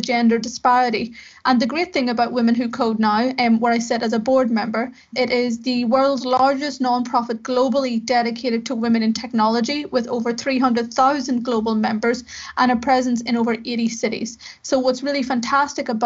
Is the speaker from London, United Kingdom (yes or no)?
no; Belfast, Northern Ireland, United Kingdom; went to work in a local software house in Belfast in the north of Ireland, where I'm from. As you can maybe tell by my accent